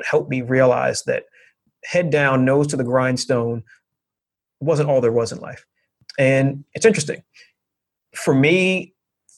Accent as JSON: {"language": "English", "region": "New York", "country": "United States", "tie": "born or raised there", "said": "I was raised with a certain set of expectations and a certain set of thought processes growing up in New York"}